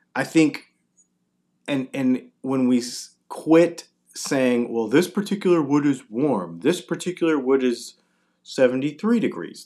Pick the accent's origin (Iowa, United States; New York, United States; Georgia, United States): Georgia, United States; Augusta; I'm from Augusta, Georgia